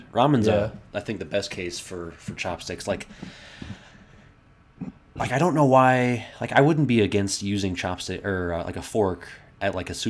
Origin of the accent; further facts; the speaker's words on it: Bethesda, Maryland, United States; I grew up on the Bethesda Potomac border